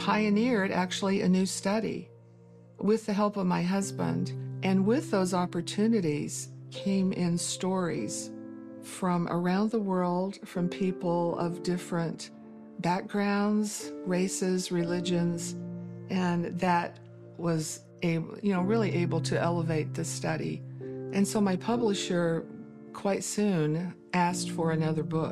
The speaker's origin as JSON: {"language": "English", "region": "Eastern Tennessee", "country": "United States", "tie": "born or raised there", "moved": "as an adult", "lives_now": "Utah, United States", "said": "I was born and raised in Eastern Tennessee, so I'm a Southern girl"}